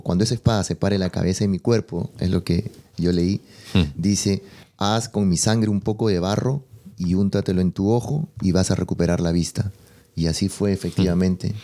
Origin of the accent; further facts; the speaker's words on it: Peru; yo que soy de Perú